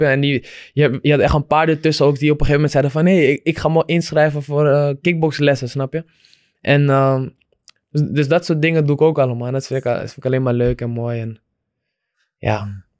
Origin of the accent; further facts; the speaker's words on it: Amsterdam, North Holland, Netherlands; ik eh, in Amsterdam ben opgegroeid